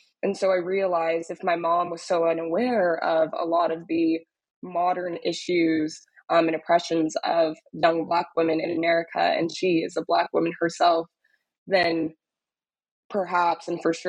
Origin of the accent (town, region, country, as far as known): Dallas, Texas, United States; born or raised there; moved away as an adult; also born or lived in Austin; now in New York, United States